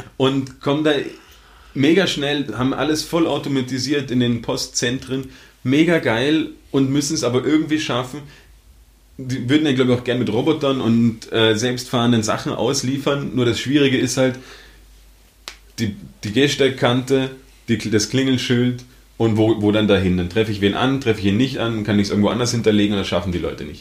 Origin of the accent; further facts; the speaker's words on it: Germany; now in Austria; ich komme aus Deutschland, wohne in Österreich